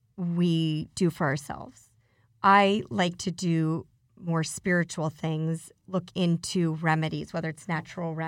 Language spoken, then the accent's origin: English; Denver, Colorado, United States; now in Beverly Hills, United States; I went back to my hometown, which is Denver